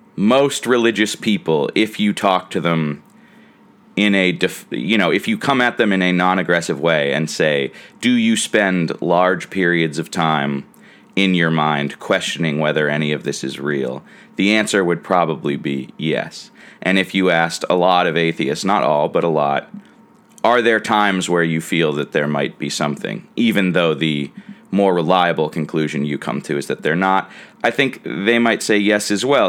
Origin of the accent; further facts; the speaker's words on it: United States; As an American who considers Christmas a major holiday